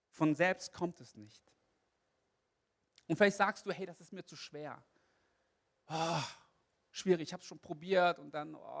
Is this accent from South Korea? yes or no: yes; South Korea; Wisst ihr, ich bin Koreaner und koreanische Gemeinden, die haben ein Fable für Morgengebet.